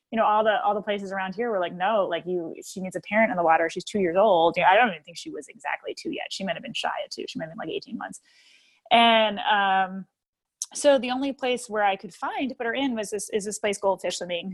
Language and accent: English; New Jersey, United States; moved away as an adult; now in Oak Park, United States; my hometown, like that was, we had a bunch of home, mom and pop bagel stores